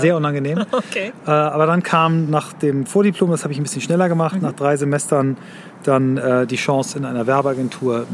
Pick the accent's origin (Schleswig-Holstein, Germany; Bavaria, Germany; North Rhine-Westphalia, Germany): Schleswig-Holstein, Germany; Kiel; Ich bin in Kiel aufgewachsen, ähm, in wechselnden Stadtteilen da.